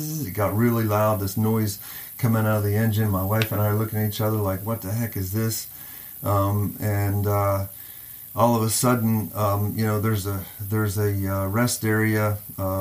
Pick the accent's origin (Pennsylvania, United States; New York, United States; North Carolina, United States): Pennsylvania, United States; Johnstown; moved away; I was born on David Street